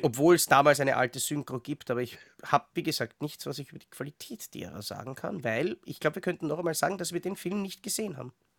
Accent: Austria; als Österreicher

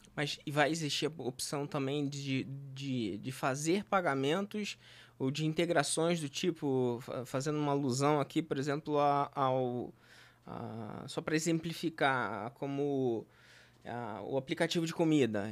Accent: Rio de Janeiro, Brazil; eu nasci em Senador Camará

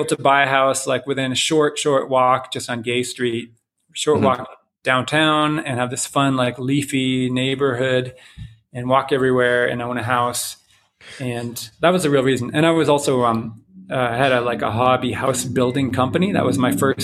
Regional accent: Canada; moved away as an adult; also born or lived in Boulder, Colorado / Louisville, Colorado; now in Longmont, United States; I moved from Canada. That's where I grew up.

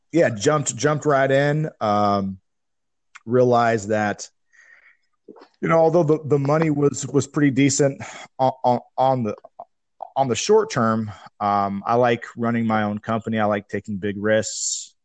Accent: Tacoma, Washington, United States; moved away as an adult; also born or lived in Seattle / San Diego; I moved back to my hometown in Tacoma

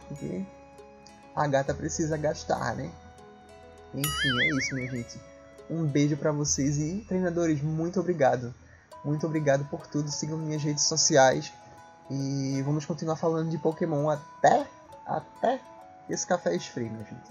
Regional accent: Northeast Region, Brazil; accent: sotaque arrastado; esse nordestino

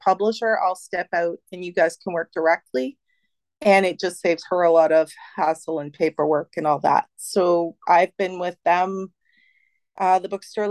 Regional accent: Canada; as a Canadian author

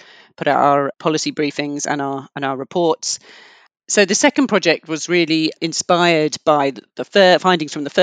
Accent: London, United Kingdom; I grew up in London in kind of very diverse area

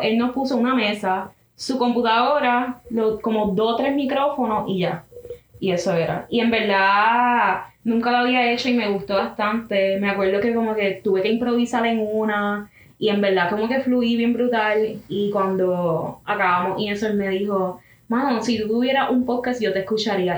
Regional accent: Carolina, Puerto Rico; Soy de Carolina

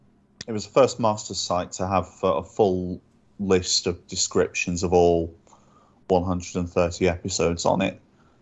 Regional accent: Chester, North West England, United Kingdom; moved away as an adult; now in Manchester, United Kingdom; I grew up in Chester, not all that far from Manchester, and then moved to Manchester when I was 18, and I still live just a stone's throw from there now.

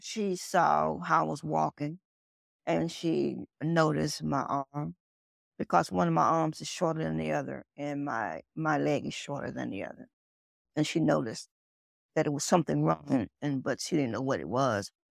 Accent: Nashville, Tennessee, United States; now in Tulsa, United States; I grew up in Tennessee, Nashville, Tennessee. That's my home.

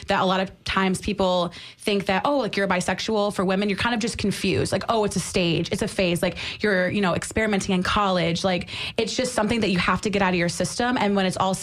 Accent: upstate New York, United States; now in St. Petersburg, United States; I'm from upstate

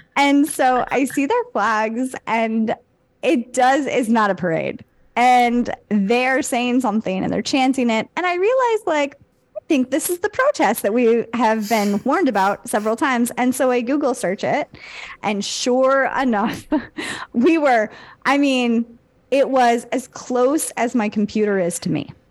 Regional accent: United States

